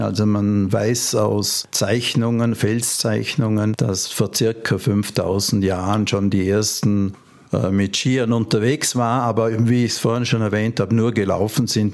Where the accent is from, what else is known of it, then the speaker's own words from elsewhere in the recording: Vorarlberg, Austria; bei uns in Vorarlberg eine Menge von, von Kleinstherstellern in verschiedenen Regionen